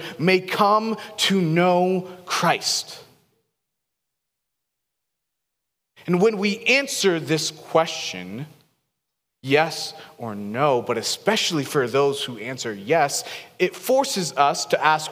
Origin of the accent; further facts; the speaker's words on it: Seattle, Washington, United States; now in Boise, United States; I grew up in Seattle